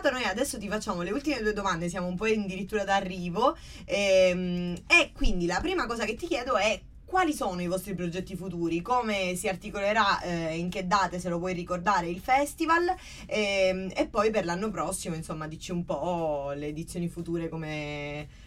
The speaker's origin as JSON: {"language": "Italian", "town": "Palermo", "region": "Sicily", "country": "Italy", "said": "Io sono di Palermo"}